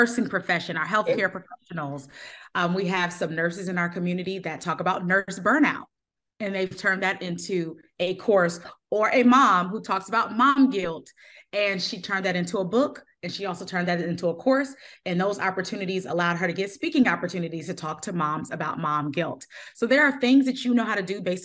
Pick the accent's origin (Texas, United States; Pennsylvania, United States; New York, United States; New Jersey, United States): New Jersey, United States; now in Raleigh, United States; I'm originally from New Jersey, but now I live in Raleigh, North Carolina